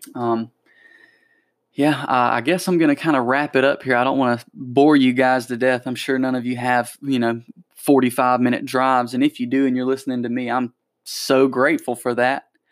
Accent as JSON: {"language": "English", "town": "Anderson", "region": "South Carolina", "country": "United States", "tie": "born or raised there", "said": "my hometown's little newsletter, the Electric City News"}